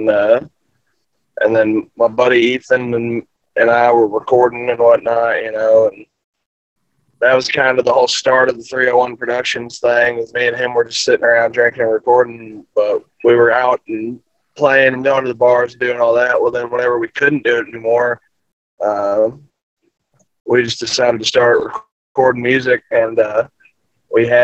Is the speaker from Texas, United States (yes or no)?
yes; Forney, Texas, United States; it's near my hometown, Forney, Texas